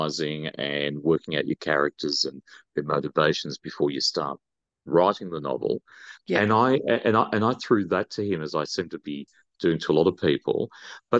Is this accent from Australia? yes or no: yes; Australia; we're Australian